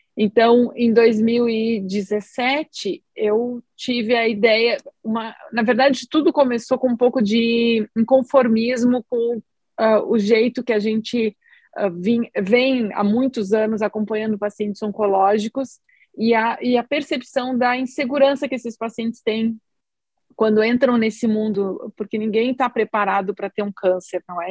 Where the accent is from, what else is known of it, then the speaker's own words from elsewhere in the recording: Rio Grande do Sul, Brazil; eu sou aqui do Rio Grande do Sul, fiz toda a minha formação como médica aqui no Sul também, em Porto Alegre